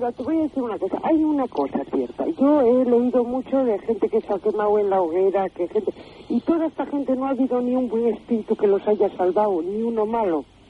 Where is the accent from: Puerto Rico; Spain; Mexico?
Spain; Oviedo, Asturias; yo soy de Oviedo